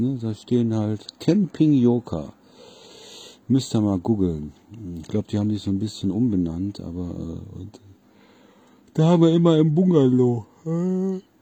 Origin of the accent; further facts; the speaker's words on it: Solingen, North Rhine-Westphalia, Germany; also born or lived in Wermelskirchen; von Solingen, wo ich ja eigentlich herkommen, also geboren in Wermelskirchen